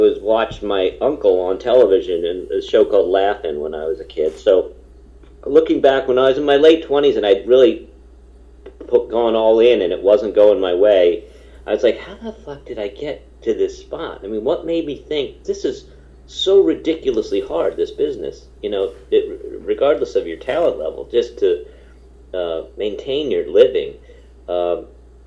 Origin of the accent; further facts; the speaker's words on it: Hamilton, New York, United States; my hometown, that's where I am right now, my hometown of Hamilton, New York.